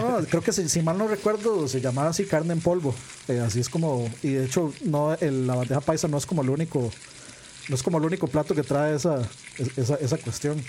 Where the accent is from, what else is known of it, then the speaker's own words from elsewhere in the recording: Costa Rica; uno como tico